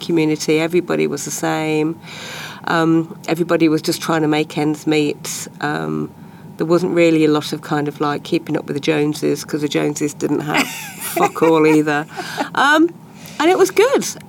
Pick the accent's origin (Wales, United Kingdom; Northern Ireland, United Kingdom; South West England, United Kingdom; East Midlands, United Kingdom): East Midlands, United Kingdom; Leicester; I was born in Leicester in 1964